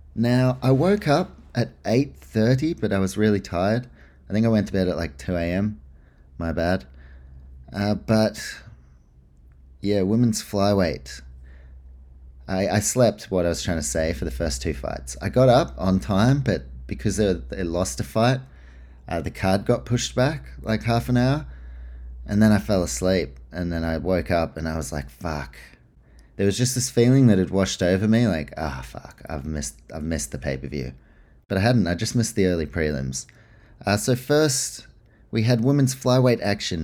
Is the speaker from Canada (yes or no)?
no; Australia; being Australian